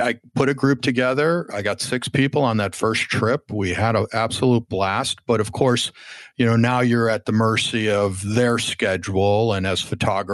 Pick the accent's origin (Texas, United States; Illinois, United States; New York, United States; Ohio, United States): Illinois, United States; Chicago; now in Southern California, United States; I was looking for ways to get back to Chicago, my hometown